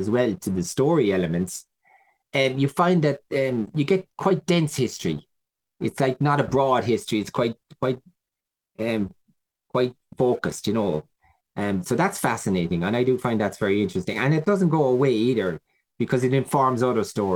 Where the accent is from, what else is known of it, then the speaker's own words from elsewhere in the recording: Ireland; Who are we as Irish people?